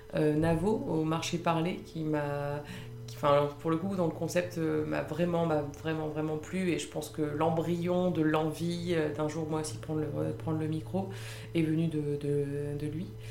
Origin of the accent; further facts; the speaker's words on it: Lille, Hauts-de-France, France; moved away as an adult; now in Paris, France; je suis à la base, je suis originaire de Lille.